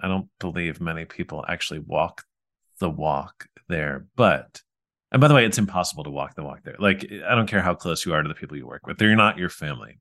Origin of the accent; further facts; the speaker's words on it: New York, United States; We grew up in New York